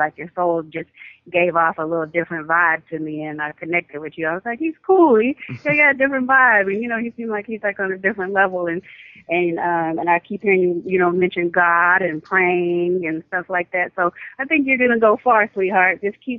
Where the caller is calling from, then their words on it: Houston, Texas, United States; from Houston, Texas.